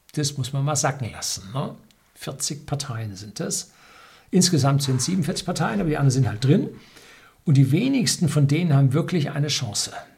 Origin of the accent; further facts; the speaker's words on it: Bavaria, Germany; bei uns in Bayern